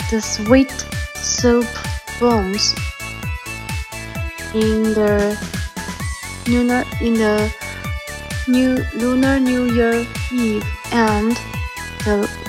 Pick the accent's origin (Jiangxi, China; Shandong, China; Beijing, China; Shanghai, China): Jiangxi, China; Nanchang; English is a second language; I'm a girl from Jiangxi, capital of the city, Jiangxi province, Nanchang.